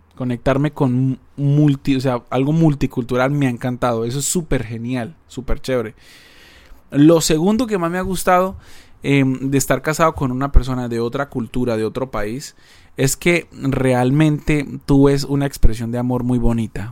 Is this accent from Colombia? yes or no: yes; Colombia; moved away as an adult; also born or lived in Argentina / Paraguay; now in Seattle, United States; Yo soy colombiano, yo nací en Colombia, me crié en Colombia